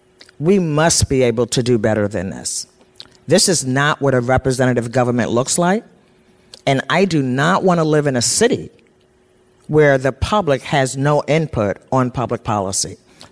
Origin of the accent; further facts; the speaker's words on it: Baltimore, Maryland, United States; now in Portland, United States; Now, I'm from Baltimore